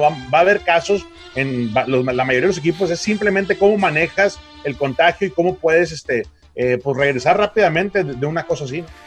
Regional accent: Mexico

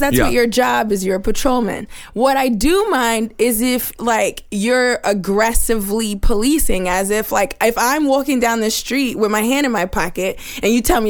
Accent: New York City, New York, United States; Yeah, I grew up in Brooklyn.

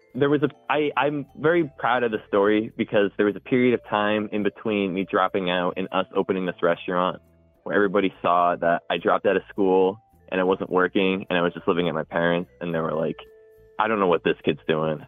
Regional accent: Cohasset, Massachusetts, United States; i was born and raised in Cohasset

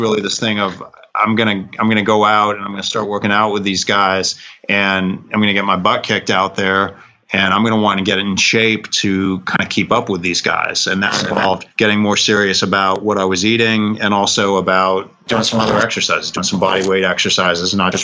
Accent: San Francisco Bay Area, California, United States; moved away as an adult; also born or lived in Rhode Island / New York / Lexington, Kentucky; now in Charlotte, United States; I was born and raised in California, grew up mostly in the San Francisco Bay Area

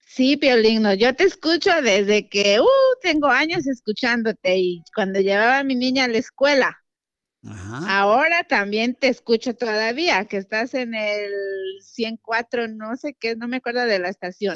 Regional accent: Guerrero, Mexico; now in Houston, United States; soy de Guerrero, Atlapa Guerrero

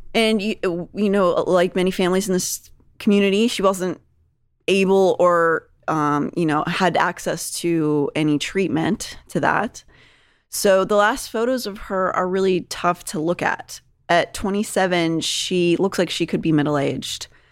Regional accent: Pittsburgh, Pennsylvania, United States; moved away; also born or lived in New York; When I was growing up in Pittsburgh

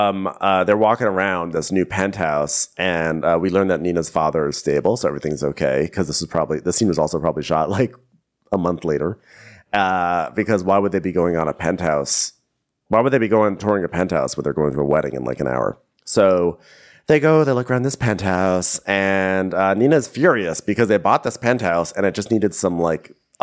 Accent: Chicago, Illinois, United States; I'm …. I'm trying to figure out who's getting married because I see two brides here right now. I'm from Chicago.

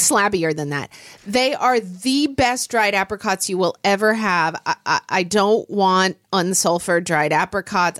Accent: Oklahoma City, Oklahoma, United States; born or raised there; now in Seattle, United States

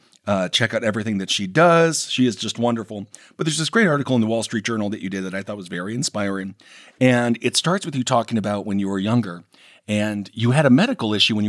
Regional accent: Wisconsin, United States; moved away; also born or lived in New York; I'm from Wisconsin, but I was in New York for 15 years.

